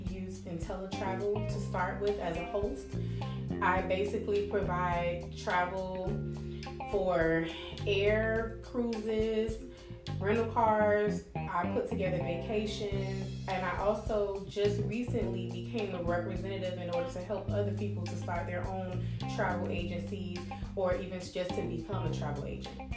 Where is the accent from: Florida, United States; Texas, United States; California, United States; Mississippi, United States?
Florida, United States; Miami; I was born and raised in Miami, Florida. I'm the youngest of four.